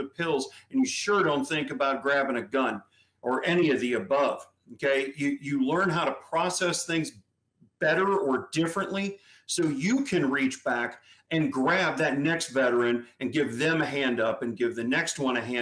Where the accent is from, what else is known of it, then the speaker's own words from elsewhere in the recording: St. Louis, Missouri, United States; now in Florida, United States; I'm originally from St. Louis